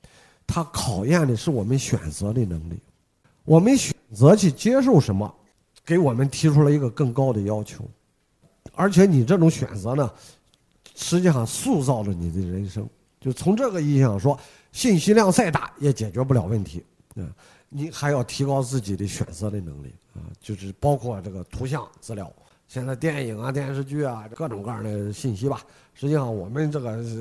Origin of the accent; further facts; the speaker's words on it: China; 我们中国人